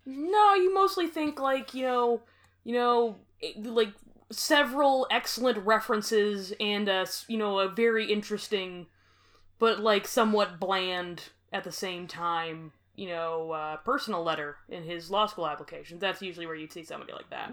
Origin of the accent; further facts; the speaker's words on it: Grande Prairie, Alberta, Canada; I am from Grand Prairie